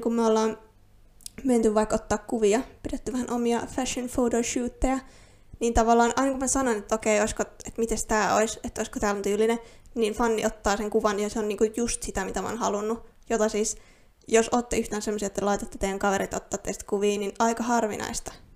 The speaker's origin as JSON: {"language": "Finnish", "country": "Finland", "first_language": "Finnish", "said": "suomi on mun äidinkieli. Olen täysin alkuperäisesti suomalainen"}